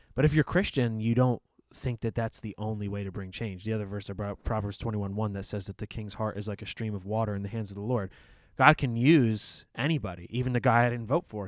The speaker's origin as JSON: {"language": "English", "country": "United States", "said": "as an American"}